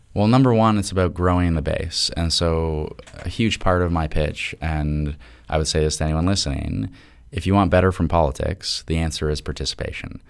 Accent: Toronto, Ontario, Canada; I am from Toronto

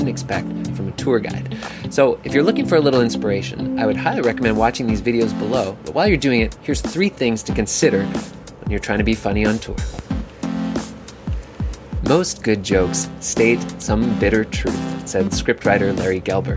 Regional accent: Canada; as a Canadian, it's an important part of my culture to make fun of Americans

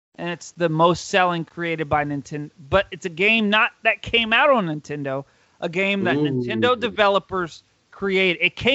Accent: New Orleans, Louisiana, United States; I'm from New Orleans.

